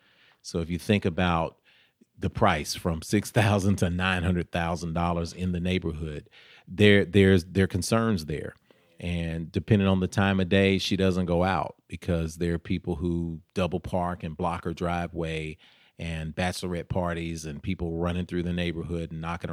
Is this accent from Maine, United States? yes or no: no; Nashville, Tennessee, United States; Sure. I grew up in South Nashville. We used to call it Out South